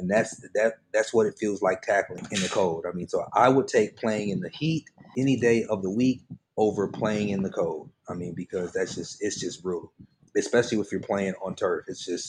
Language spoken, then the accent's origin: English; Phoenix, Arizona, United States; because I grew up in Phoenix and obviously it's hot, so I played football and ran track in the Arizona summers